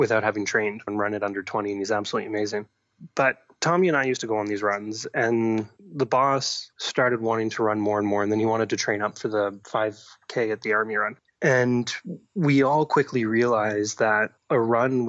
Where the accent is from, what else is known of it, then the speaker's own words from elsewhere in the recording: Ottawa, Ontario, Canada; also born or lived in Africa; I was born and raised in Ottawa, but my parents happened to work for the government and live overseas